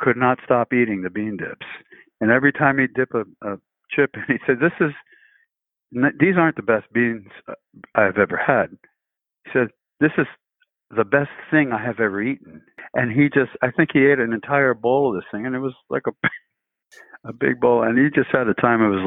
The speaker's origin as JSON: {"language": "English", "town": "Alameda", "region": "California", "country": "United States", "tie": "born or raised there", "said": "I grew up in Alameda"}